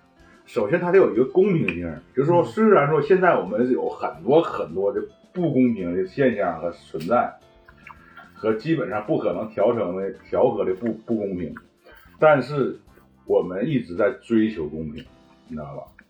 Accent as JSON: {"language": "Chinese", "country": "China", "said": "我感觉我们中国人没有道理去不支持他这个车子，你知道吗？"}